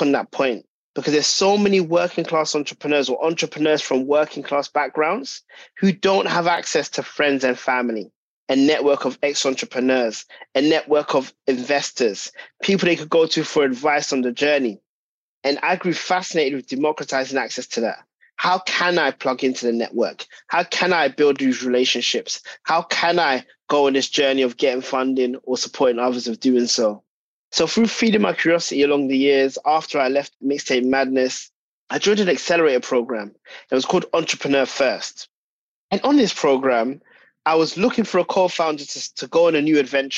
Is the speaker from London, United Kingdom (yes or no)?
yes; London, United Kingdom; I'm a British-born Ghanaian by heritage, grew up in North London